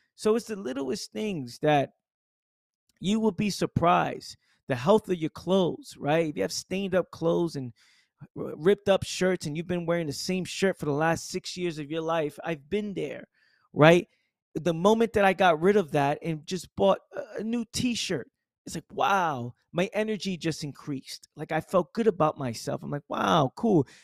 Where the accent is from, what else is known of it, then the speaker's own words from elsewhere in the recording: New York City, New York, United States; my accent, you know, growing up in the Bronx, being in the hood